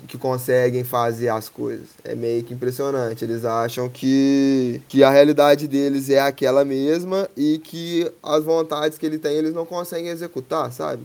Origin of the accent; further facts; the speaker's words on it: Três Pontas, Minas Gerais, Brazil; now in Lavras, Brazil; eu sou de Três Pontas, natural de Três Pontas, atualmente eu moro em Lavras